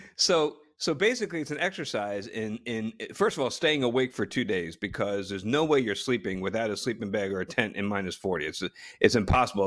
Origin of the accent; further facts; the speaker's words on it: New Jersey, United States; I grew up in Jersey